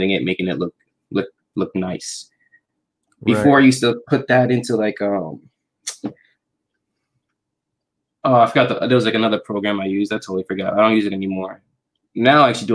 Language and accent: English; New York, United States; I'm from New York